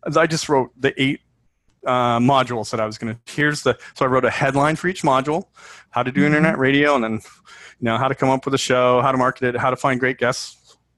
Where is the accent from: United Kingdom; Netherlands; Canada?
Canada; I'm Canadian